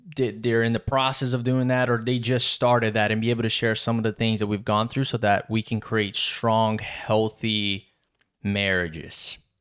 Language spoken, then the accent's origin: English; South Region, Brazil; English is a second language; now in Wilmington, United States; born and raised in Brazil, south of Brazil. English is my third language